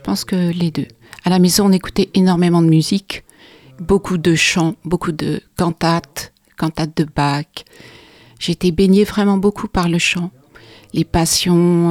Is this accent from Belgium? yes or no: yes; Charleroi, Wallonia, Belgium; je suis née à Charleroi, en Belgique